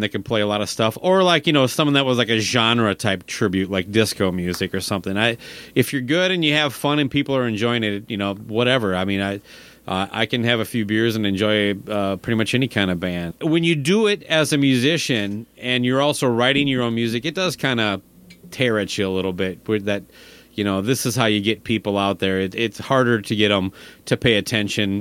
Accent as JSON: {"language": "English", "town": "Owatonna", "region": "Minnesota", "country": "United States", "tie": "born or raised there", "moved": "yes", "said": "it's my hometown"}